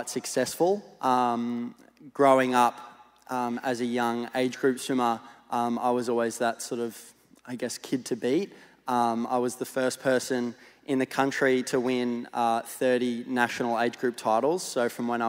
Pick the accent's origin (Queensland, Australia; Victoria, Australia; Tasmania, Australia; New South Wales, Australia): Queensland, Australia; Gold Coast; I'm Gold Coast born and bred. So for 20 years, I was living on the Gold Coast